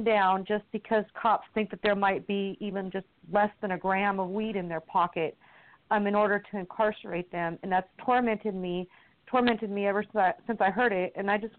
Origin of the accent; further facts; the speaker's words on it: Washington, United States; I'm white and I'm from Washington where it's called legal.